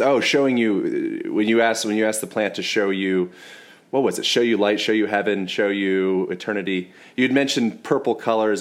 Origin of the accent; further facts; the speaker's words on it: United States; I'm American